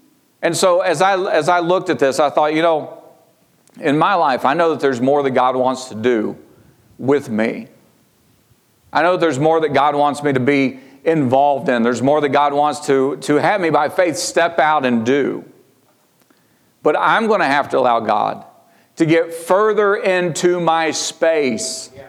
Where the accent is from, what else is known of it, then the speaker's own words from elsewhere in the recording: Georgia, United States; I mean, I came from Georgia. Sherry came from Ohio. We met in Kentucky.